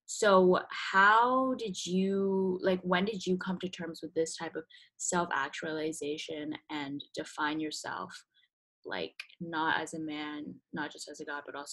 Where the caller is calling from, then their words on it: Philadelphia, Pennsylvania, United States; Um, I'm calling from Philly, and Sam is in New York, so we're kind of spread along the east